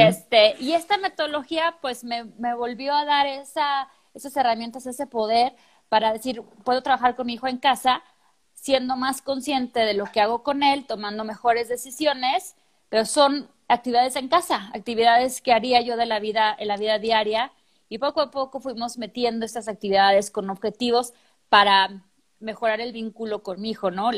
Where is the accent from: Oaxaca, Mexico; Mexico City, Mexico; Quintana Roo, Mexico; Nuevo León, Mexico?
Mexico City, Mexico; moved away as an adult; also born or lived in Chile; now in Guadalajara, Mexico; yo no llegué a la Ciudad de México, que es donde yo soy, yo llego a Guadalajara